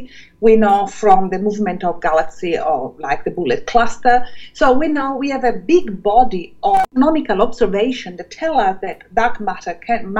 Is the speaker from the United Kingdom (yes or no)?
no; Calabria, Italy; moved away as an adult; also born or lived in Germany / Switzerland; now in Melbourne, Australia; As a child, I grew up in Calabria, on the mountain, in Sila